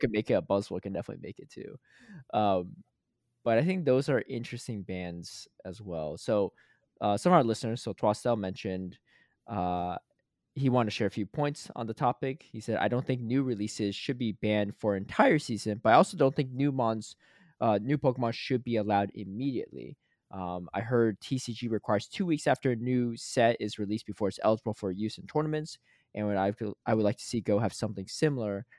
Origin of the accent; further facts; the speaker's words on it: Connecticut, United States; moved away; I grew up in Connecticut, so my mom still lives there